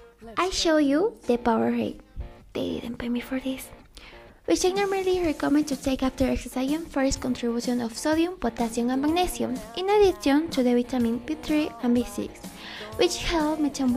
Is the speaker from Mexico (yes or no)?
yes; Mexico; That's what we are from Mexico.